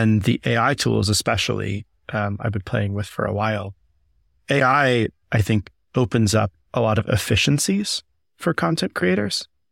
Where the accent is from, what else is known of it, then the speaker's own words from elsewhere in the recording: Southeast, United States; I grew up doing theater in the Southeast